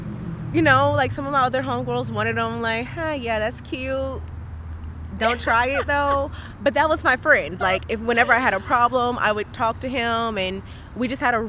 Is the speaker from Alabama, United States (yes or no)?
yes; Birmingham, Alabama, United States; I'm from Birmingham, which was 45 minutes from Tuscaloosa.